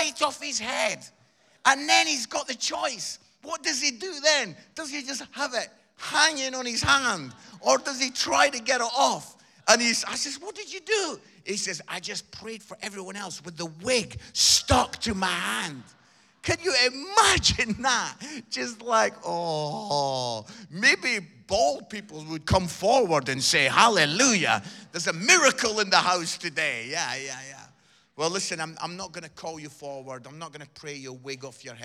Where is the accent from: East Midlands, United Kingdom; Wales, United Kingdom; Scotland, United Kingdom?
Scotland, United Kingdom; Edinburgh; I grew up in Edinburgh and I used to go as a 15, 16-year-old lad.